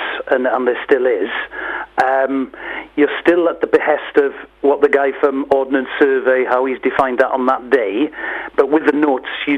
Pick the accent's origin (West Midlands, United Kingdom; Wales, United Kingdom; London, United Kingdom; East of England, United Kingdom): Wales, United Kingdom; West; I was from West Wales